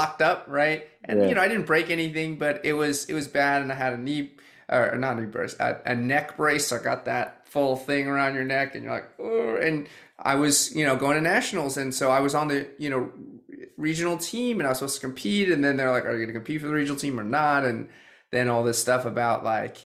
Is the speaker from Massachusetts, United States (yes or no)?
yes; Boston, Massachusetts, United States; moved away as an adult; also born or lived in China / California; I grew up in the suburbs of Boston